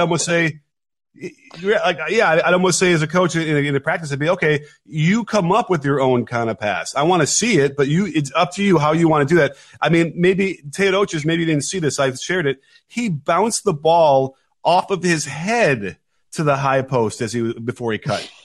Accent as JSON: {"language": "English", "town": "Chicago", "region": "Illinois", "country": "United States", "tie": "born or raised there", "said": "I grew up in Chicago, was a huge Michael Jordan fan"}